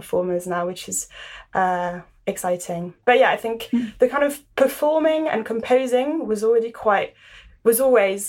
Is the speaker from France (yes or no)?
yes; Paris, Île-de-France, France; now in London, United Kingdom; I grew up in Paris